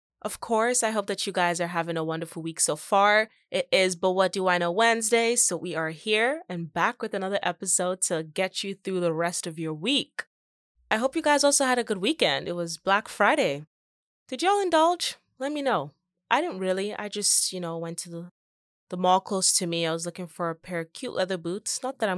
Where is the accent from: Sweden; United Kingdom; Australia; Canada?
Canada; to really like thrive and reach the amount of success that you want here in Canada without having to move to the States.